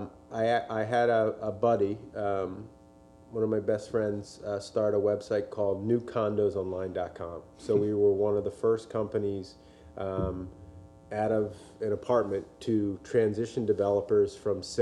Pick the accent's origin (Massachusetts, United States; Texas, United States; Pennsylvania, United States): Pennsylvania, United States; Montgomery County, Philadelphia area; moved away as an adult; also born or lived in California; I grew up in Montgomery County, and I have family in the area, which is why I moved back